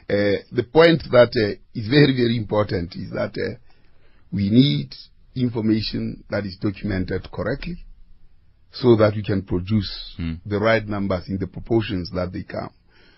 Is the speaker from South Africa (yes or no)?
yes; South Africa; obviously, I would like to say I'm a South African.